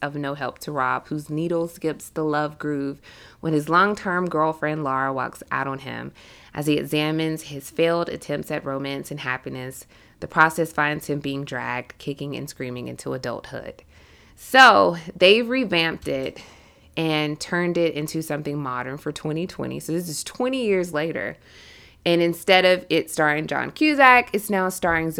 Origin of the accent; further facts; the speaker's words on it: South Georgia, United States; I'm the only person that's originally from Georgia because we have so many transplants. And then being a woman who was raised in the South is so significant.